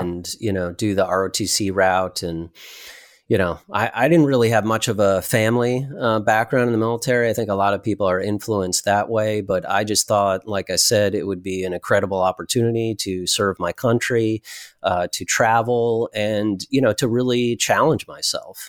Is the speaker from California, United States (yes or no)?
no; Connecticut, United States; I grew up in Connecticut